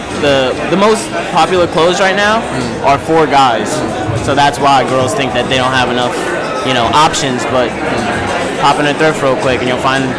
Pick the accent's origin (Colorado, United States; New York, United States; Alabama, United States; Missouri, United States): New York, United States; Hempstead; I'm from Long Island, New York.